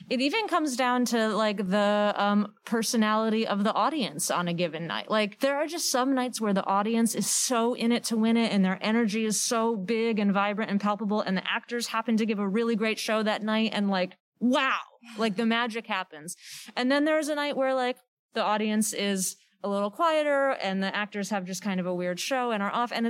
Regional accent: Worcester, Massachusetts, United States; I grew up in Worcester

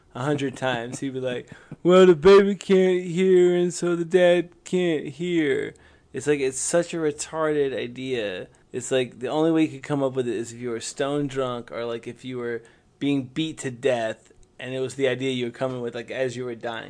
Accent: the South, United States; accent: Southern; I have a Southern accent. I'm from the South.

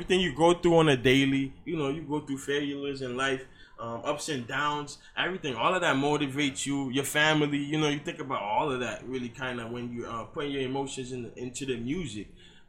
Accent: Haiti; also born or lived in Boston; now in South Florida, United States; I'm from Haiti. You know, I was born in Haiti.

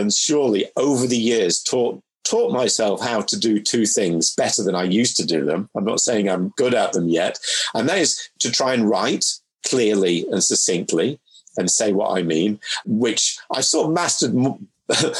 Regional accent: Manchester, North West England, United Kingdom; moved away as an adult; also born or lived in Mid-Cheshire; now in London, United Kingdom; I grew up through my formative years in Manchester

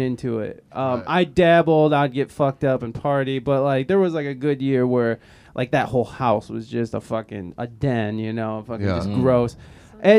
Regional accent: Toledo, Ohio, United States; now in San Diego, United States; I'm from Toledo, Ohio

